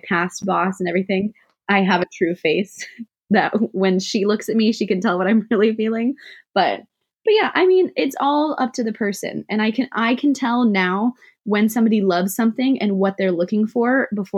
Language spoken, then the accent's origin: English; Santa Rosa, California, United States; also born or lived in Oakland, California / Antioch, California; I grew up in Santa Rosa, California, Sonoma County, wine county, wine country